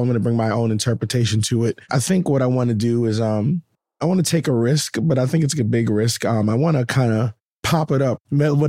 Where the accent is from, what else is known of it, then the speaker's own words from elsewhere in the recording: Bahamas; I'm from Bahamas.